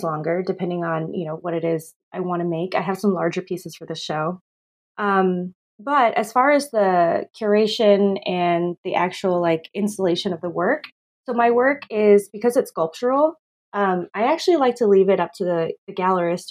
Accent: Texas, United States; also born or lived in Philippines / Arizona; I moved to Texas with my family when I was just a baby. I grew up mostly in Texas

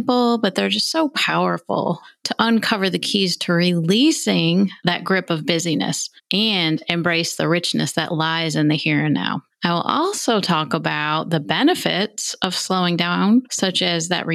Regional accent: New York, United States; I'm from New York State

